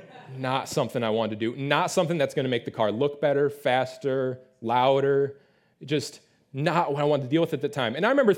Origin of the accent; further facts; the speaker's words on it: Detroit, Michigan, United States; I grew up in the Metro Detroit area. It's the Motor City. We love our cars up there.